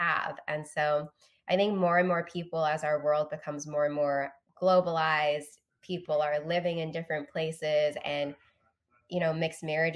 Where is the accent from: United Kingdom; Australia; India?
United Kingdom; London; also born or lived in Singapore; now in United States; in the UK, where I grew up